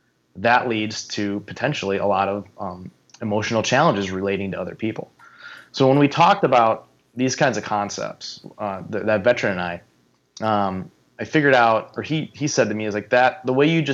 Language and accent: English; Minnesota, United States; Like, well, I don't know her, but I know of her. I'm from Minnesota.